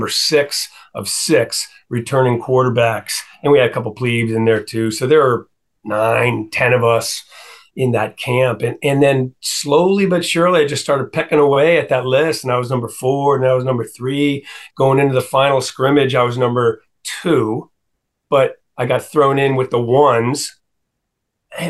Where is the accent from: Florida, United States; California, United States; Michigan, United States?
California, United States; Pacifica; moved away as an adult; now in Vienna, Virginia, United States; Pacifica, California, where I grew up just outside San Francisco